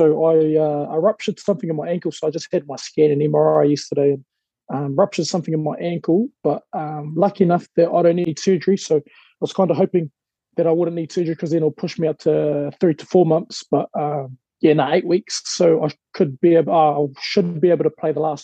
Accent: Whanganui, Manawatū-Whanganui, New Zealand; I grew up in Whanganui, the land of the big, white, long, brown river.

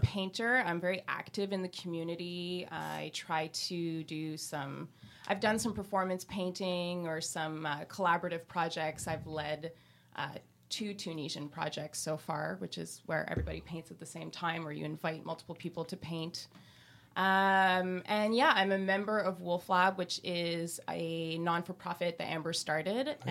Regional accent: Quebec, Canada; growing up in Quebec

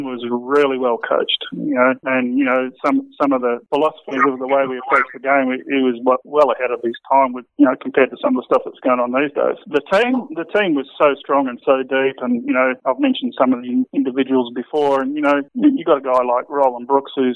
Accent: Perth, Western Australia, Australia; he asked me what state I was from, and I said I was from Western Australia

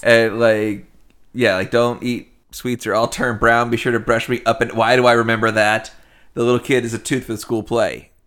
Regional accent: Nashville, Tennessee, United States; also born or lived in Cleveland; we grew up in Nashville.

